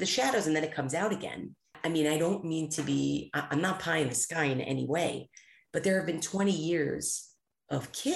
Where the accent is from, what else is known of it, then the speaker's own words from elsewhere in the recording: United States; as an American